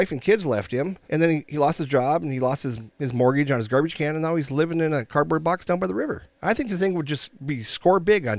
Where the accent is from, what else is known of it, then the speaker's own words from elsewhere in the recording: Minnesota, United States; we're from Minnesota